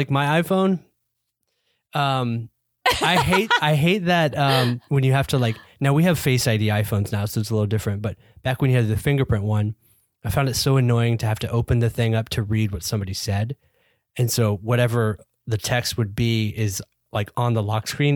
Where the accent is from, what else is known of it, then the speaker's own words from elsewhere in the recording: United States; we're American